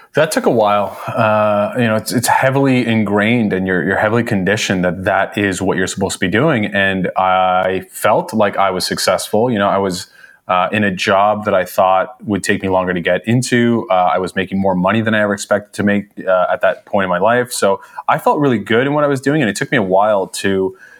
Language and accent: English; Toronto, Ontario, Canada; I was born in Toronto. Uh, from Canada. Uh, lived here my whole life